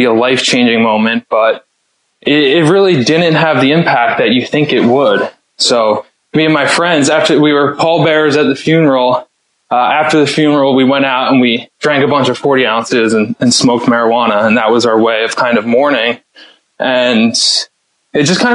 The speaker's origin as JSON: {"language": "English", "town": "Stony Brook", "region": "New York", "country": "United States", "tie": "born or raised there", "also_born_or_lived": "Clemson, South Carolina", "said": "I was raised out in Long Island in a small town called Stony Brook."}